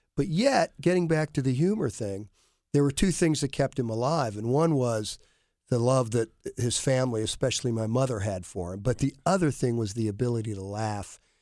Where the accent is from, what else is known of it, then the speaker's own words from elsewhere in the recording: Worthington, Ohio, United States; I grew up with David in Worthington